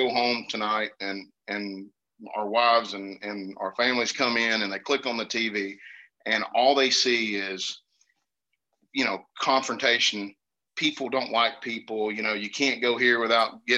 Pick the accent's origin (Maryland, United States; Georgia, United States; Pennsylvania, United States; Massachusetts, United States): Georgia, United States; I'm from Georgia